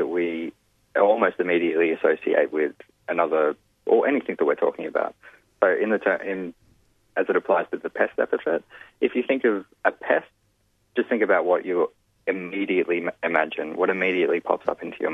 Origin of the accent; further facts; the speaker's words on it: New South Wales, Australia; my home state, in New South Wales